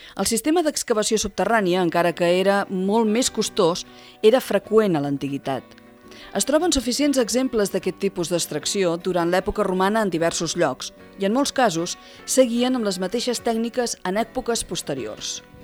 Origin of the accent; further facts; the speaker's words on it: El Vendrell, Catalonia, Spain; jo sóc filla del Vendrell